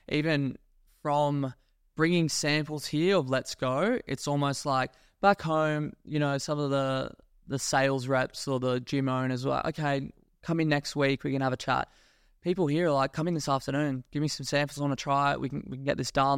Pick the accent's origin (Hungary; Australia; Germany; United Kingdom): Australia; moved away as an adult; also born or lived in Gold Coast; now in Dubai, United Arab Emirates; I was born in Australia. I grew up there, went to school there, university there